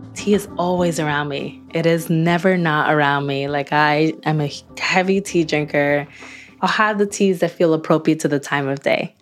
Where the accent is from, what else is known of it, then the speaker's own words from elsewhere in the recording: Newark, New Jersey, United States; my hometown of Newark, New Jersey